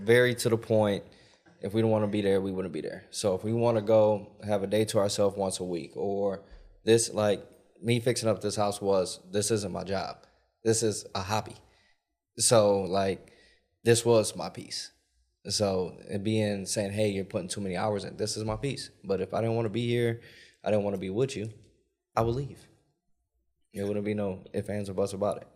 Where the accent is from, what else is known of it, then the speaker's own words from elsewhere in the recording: Milwaukee, Wisconsin, United States; moved away; I come from Milwaukee, Wisconsin